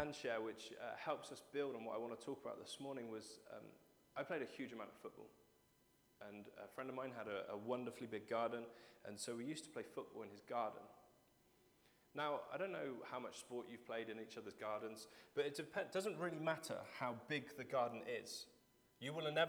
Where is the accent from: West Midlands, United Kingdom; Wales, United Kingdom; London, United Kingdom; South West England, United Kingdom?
South West England, United Kingdom; Cheddar; I grew up in Cheddar